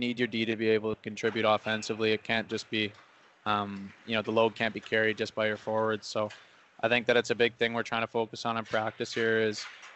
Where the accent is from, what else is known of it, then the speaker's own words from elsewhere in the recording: West Kelowna, British Columbia, Canada; also born or lived in Surrey, British Columbia; now in Trail, Canada; my hometown of West Kelowna